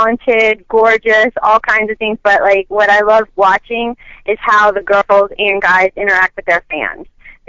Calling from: Chicago, Illinois, United States; from Chicago.

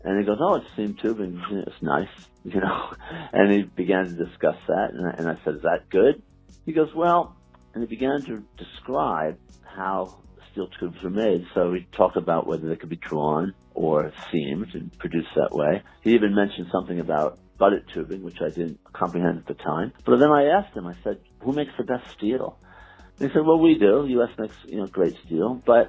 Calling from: New York, United States

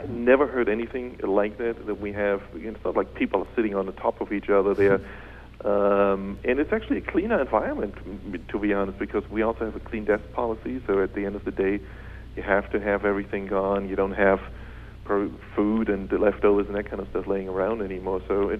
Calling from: Munich, Bavaria, Germany; I'm calling in from Munich.

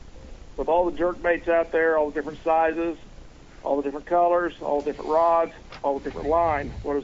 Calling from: Grand Lake, Oklahoma, United States; …, Grand Lake, Oklahoma.

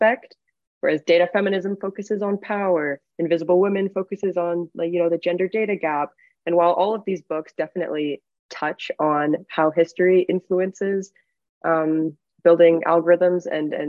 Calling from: New York City, New York, United States; My pronouns are also she, her, and I am calling in from New York City.

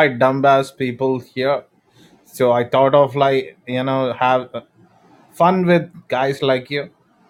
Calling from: India; I'm calling you from India. I'm an Indian.

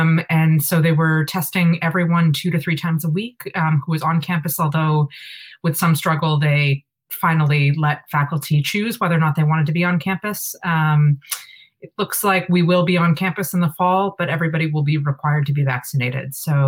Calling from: Boston, Massachusetts, United States; I'm calling from Boston

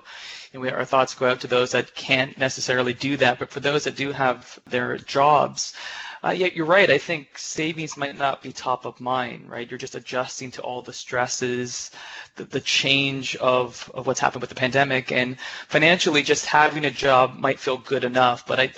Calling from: Uppsala, Uppsala County, Sweden; also born or lived in Canada; I'm calling in from Uppsala, Sweden, where we are currently.

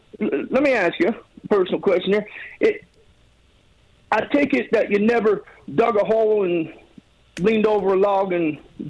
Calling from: Kentucky, United States; Oh, I'm in the brush of Kentucky.

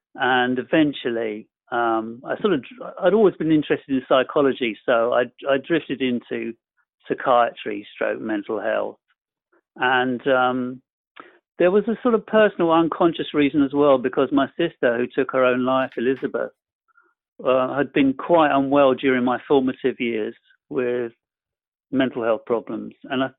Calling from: Bournemouth, South West England, United Kingdom; I'm calling from a town called Bournemouth. It's on the south coast of England in Europe. We're just about still in Europe.

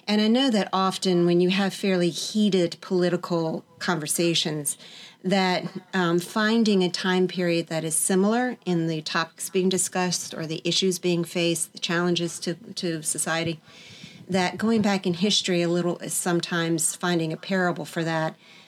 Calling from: Virginia, United States; From Virginia, just outside Washington, D.C.

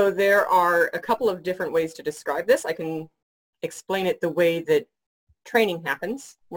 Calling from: Shepparton, Victoria, Australia; coming to you um, from my home in Shepparton, Victoria, still working from home under government orders.

